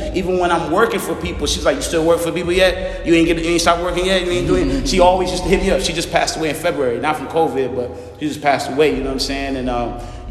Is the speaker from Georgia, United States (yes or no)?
yes; Savannah, Georgia, United States; also born or lived in Harlem, New York / Broward County, Florida; now in Florida, United States; I was raised in Savannah, Georgia